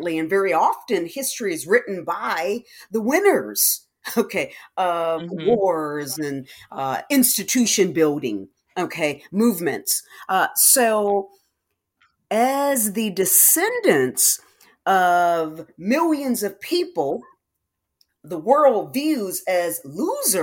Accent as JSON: {"language": "English", "town": "Detroit", "region": "Michigan", "country": "United States", "tie": "born or raised there", "moved": "as an adult", "lives_now": "Texas, United States", "said": "I'm originally from Detroit"}